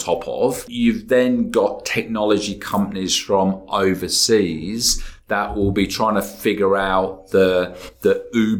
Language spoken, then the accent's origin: English; England, United Kingdom; now in Australia; I'm English and I've got connections there